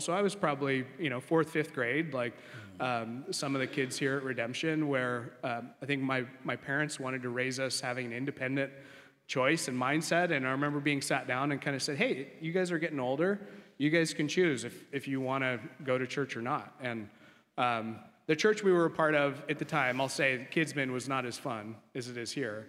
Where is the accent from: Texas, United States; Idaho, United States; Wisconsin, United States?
Idaho, United States; Coeur d'Alene; moved away; grew up in Coeur d'Alene, Idaho, beautiful place.